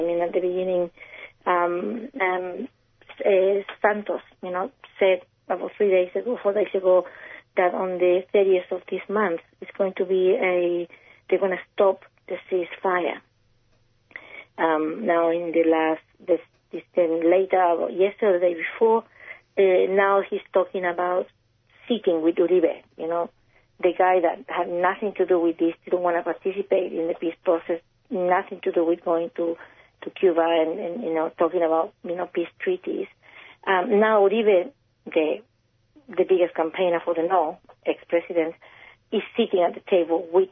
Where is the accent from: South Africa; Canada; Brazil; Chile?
Chile; now in Australia; I'm not Colombian, I'm Chilean